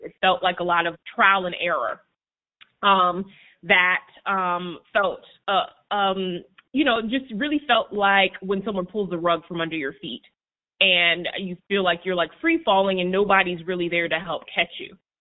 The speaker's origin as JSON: {"language": "English", "town": "New Haven", "region": "Connecticut", "country": "United States", "said": "I'm from New Haven"}